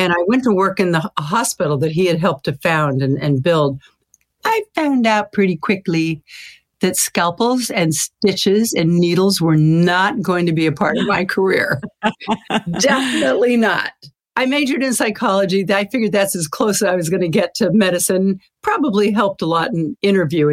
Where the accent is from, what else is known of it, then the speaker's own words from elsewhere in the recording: Sacramento, California, United States; my hometown of Sacramento.